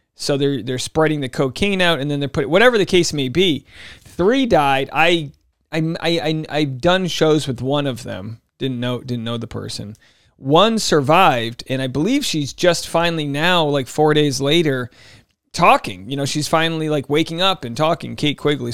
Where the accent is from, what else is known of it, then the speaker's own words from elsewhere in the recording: Newport, Rhode Island, United States; My hometown in Newport, Rhode Island